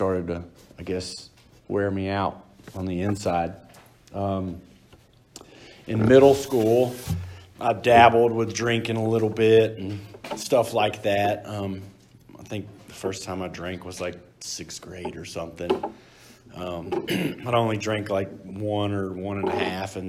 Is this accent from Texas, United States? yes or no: yes; Texas, United States; moved away; I'm from Texas